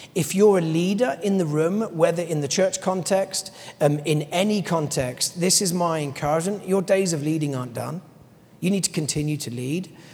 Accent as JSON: {"language": "English", "region": "London", "country": "United Kingdom", "said": "as a Londoner"}